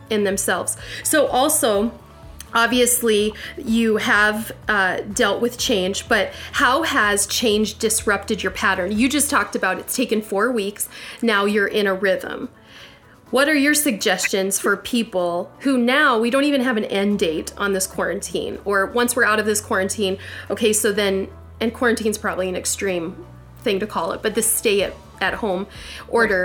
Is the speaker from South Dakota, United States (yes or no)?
yes; South Dakota, United States; I'm from South Dakota